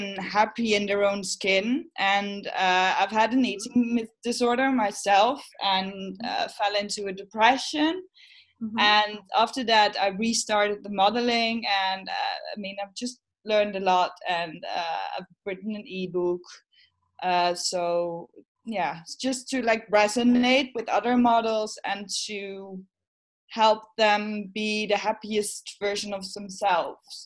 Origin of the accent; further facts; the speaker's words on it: Netherlands; I'm from Holland